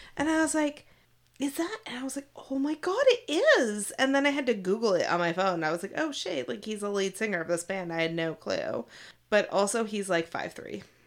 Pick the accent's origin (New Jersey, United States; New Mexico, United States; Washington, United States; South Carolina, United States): Washington, United States; Seattle; I was from Seattle